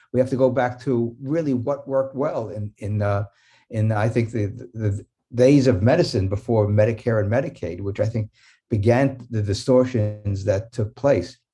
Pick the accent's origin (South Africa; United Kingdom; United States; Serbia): United States; New York City, New York; When I was growing up in New York City in nineteen fifties